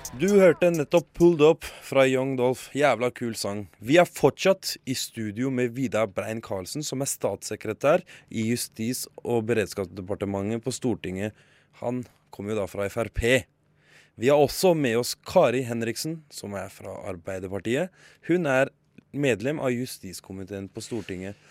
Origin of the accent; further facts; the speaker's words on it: Norway; first language Norwegian; Jeg er norsk